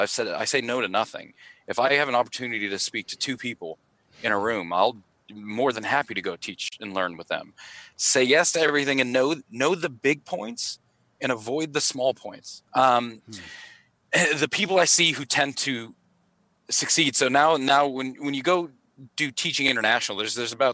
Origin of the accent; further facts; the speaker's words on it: Pittsburgh, Pennsylvania, United States; now in Australia; I'm from Pittsburgh originally